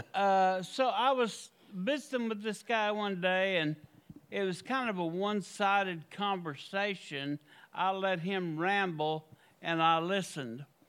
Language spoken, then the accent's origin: English; Tulsa, Oklahoma, United States; moved away; I come from Tulsa, you know, New Jerusalem.